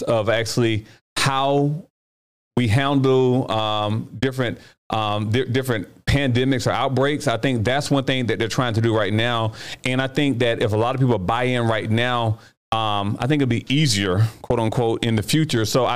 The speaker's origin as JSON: {"language": "English", "country": "United States", "said": "as an American"}